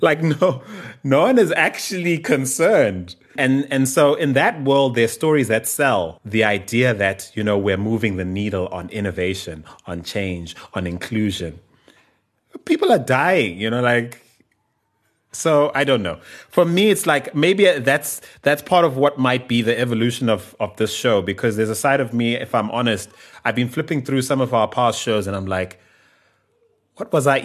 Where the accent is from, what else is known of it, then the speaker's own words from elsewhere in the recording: Bulawayo, Zimbabwe; now in South Africa; my hometown of Bulawayo